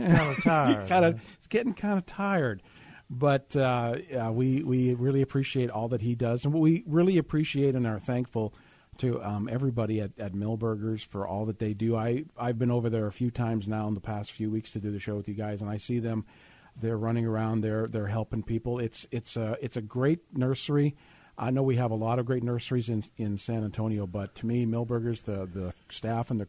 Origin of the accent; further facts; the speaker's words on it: Canada; now in Texas, United States; I'm from Canada.